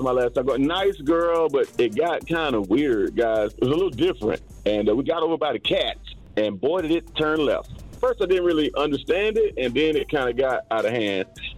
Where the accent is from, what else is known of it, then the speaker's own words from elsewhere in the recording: the South, United States; now in Hawaii, United States; originally, I'm from the South